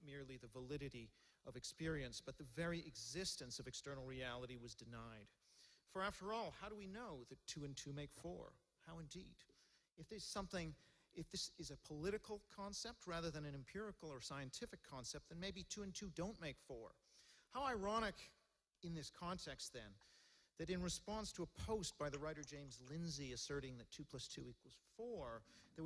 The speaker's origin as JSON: {"language": "English", "country": "Hong Kong", "tie": "born or raised there", "moved": "yes", "lives_now": "London, United Kingdom", "said": "I was born in Hong Kong"}